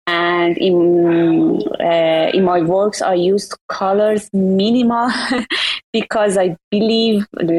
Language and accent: English; Iran; English is a second language; I am a conceptual illustrator and line art artist from Iran.